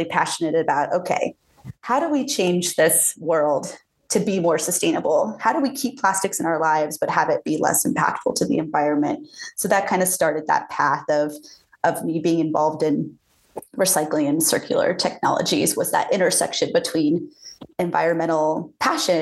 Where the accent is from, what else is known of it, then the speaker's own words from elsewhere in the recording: just outside of Jacksonville, Florida, United States; moved away as an adult; also born or lived in West Coast; now in Colorado, United States; I grew up just outside of Jacksonville, Florida, and I went to school at Florida State, and I am a Floridian.